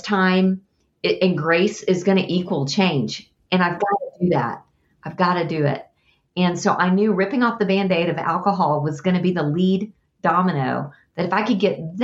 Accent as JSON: {"language": "English", "region": "Texas", "country": "United States", "said": "I'm a Texan."}